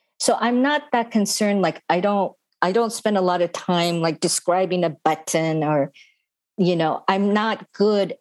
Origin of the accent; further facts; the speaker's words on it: United States; I am Japanese American